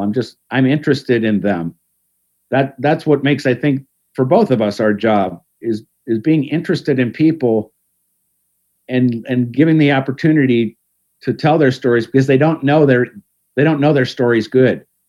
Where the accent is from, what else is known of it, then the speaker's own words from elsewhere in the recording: Cleveland, Ohio, United States; now in Pittsburgh, United States; I grew up in Cleveland